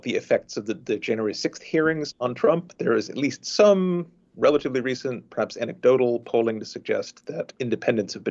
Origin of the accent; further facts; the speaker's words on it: Florida, United States; I am from Florida